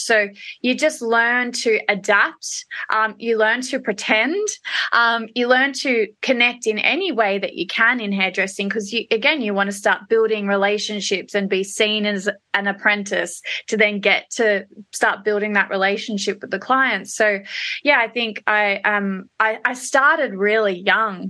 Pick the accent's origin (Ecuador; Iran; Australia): Australia; Melbourne, Victoria; also born or lived in Perth, Australia / London; I'm a Melbourne girl at heart, although I was born and bred in Perth